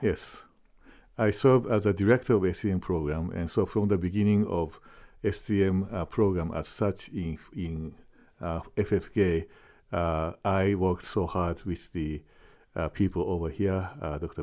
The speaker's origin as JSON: {"language": "English", "country": "Japan", "tie": "born or raised there", "also_born_or_lived": "Trondheim, Norway", "moved": "as an adult", "lives_now": "Fort Wayne, United States", "said": "I am a Japanese, I'm born and raised in Japan"}